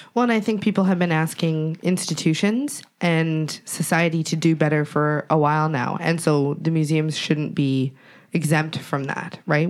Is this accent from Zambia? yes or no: no; Treaty 7 territory, Alberta, Canada; I'm from Treaty Seven territory